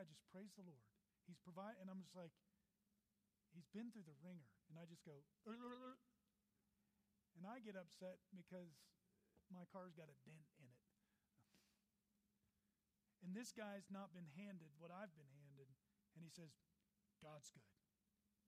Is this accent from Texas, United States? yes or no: yes; Texas, United States; now in Colorado, United States; I'm from Texas, so I love the great state of Texas.